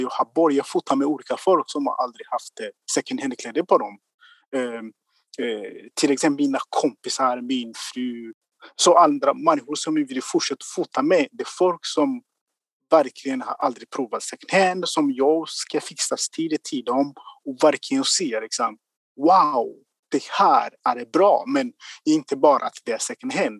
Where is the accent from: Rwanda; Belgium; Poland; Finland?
Rwanda; Swedish is a second language; moved away as an adult; now in Gothenburg, Sweden; jag kommer från Rwanda